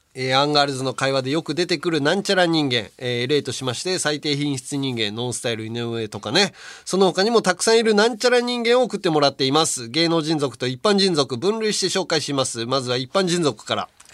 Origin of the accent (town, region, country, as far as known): Hiroshima, Japan; born or raised there; moved away